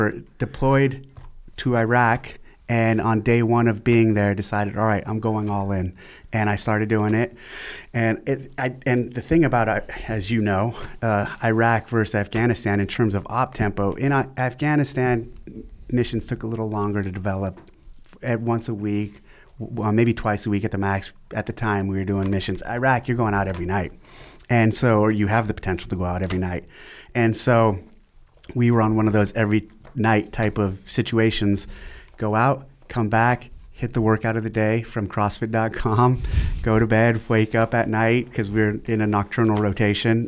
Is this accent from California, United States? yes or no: yes; San Jose, California, United States; also born or lived in Aromas, California; I was born in San Jose, California, 77